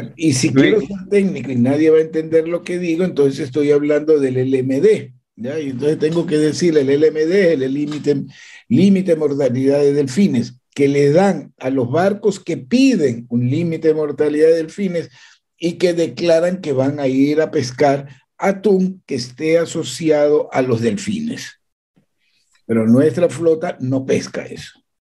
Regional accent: Ecuador; Yo como ecuatoriano

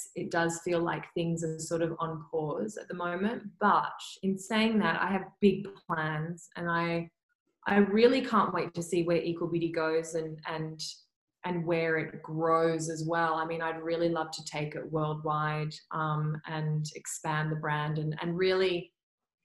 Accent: Perth, Western Australia, Australia; growing up in Perth

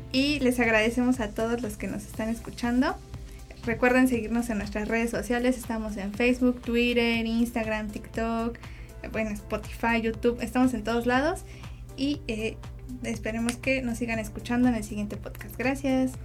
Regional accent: Puebla, Mexico; yo soy acá de Puebla

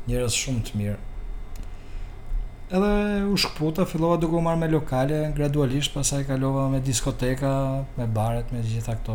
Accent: Albania; moved away as an adult; also born or lived in Calabria, Italy; mendova që gjëja më e mirë si çuni i ri që isha, të largohesha nga Shqipëria. Edhe unë isha për në Itali, ku atje fillova të punoja në fillim si ndërtim si gjithë shqiptarët.

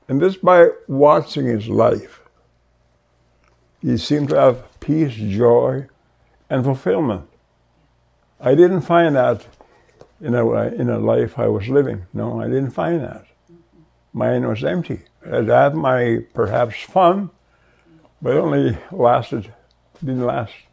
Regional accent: Goodfish Lake, Alberta, Canada; from Goodfish Lake, Alberta, and uh, this is where I was born and raised.

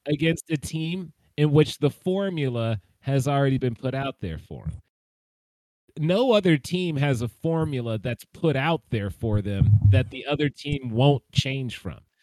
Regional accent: Tennessee, United States; I grew up in Tennessee.

